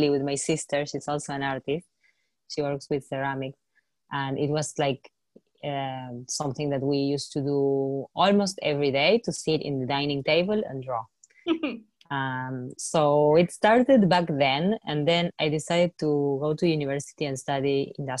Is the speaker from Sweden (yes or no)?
no; Argentina; growing up in Argentina, we faced so many crises